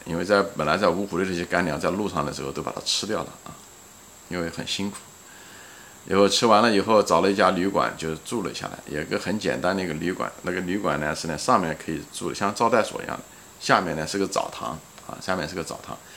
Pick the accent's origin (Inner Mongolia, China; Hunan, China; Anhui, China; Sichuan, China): Anhui, China; Ma'anshan; 离开那个我们那个大学那个城市，马鞍山，啊，也是我的家乡